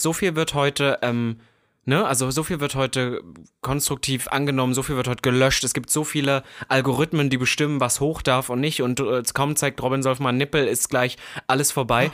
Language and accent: German; Halle, Saxony-Anhalt, Germany; moved away; Halle-Saale, da wo ich herkomme